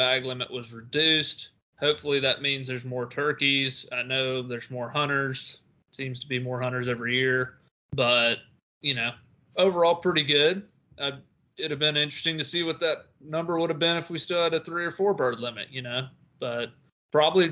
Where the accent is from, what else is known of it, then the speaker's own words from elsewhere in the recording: Tennessee, United States; my home state, Tennessee